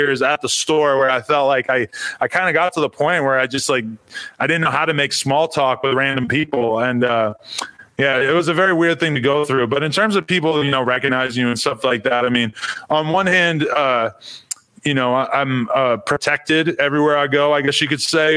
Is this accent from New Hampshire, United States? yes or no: yes; Nashua, New Hampshire, United States; moved away as an adult; I lived in New Hampshire till I was 19. I'm from Nashua, New Hampshire